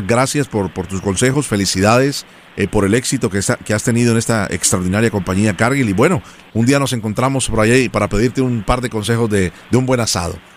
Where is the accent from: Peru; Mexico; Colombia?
Colombia; now in United States; yo soy colombiano